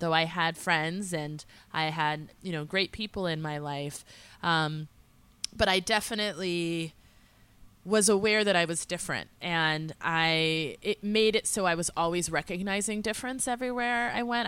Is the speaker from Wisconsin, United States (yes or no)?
no; small town north of Boston, Massachusetts, United States; also born or lived in Philadelphia / upstate New York; I lived in a small town, uh, forty-five minutes north of Boston, so I grew up in a smaller community